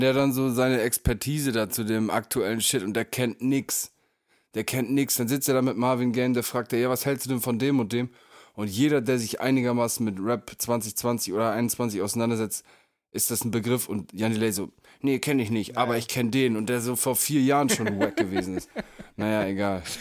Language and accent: German; Northern Germany, Germany; habe mich eine ganze Zeit lang einfach als Nordlicht